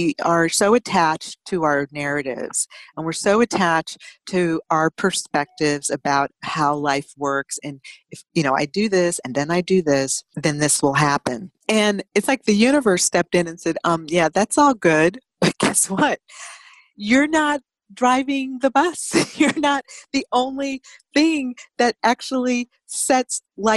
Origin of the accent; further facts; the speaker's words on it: United States; ourselves as American